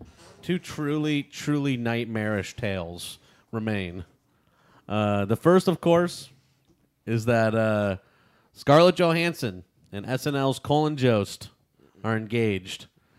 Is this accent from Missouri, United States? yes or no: no; New York City, New York, United States; and I grew up in Staten Island, where I was on the swim team and became a lifeguard.